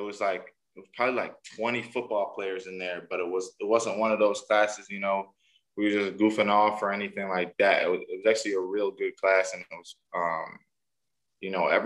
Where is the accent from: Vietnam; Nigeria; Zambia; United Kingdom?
Nigeria; My favorite home-cooked meal, probably some Nigerian food. I'm Nigerian, so definitely like some type of Nigerian food, Nigerian dish that my mom makes.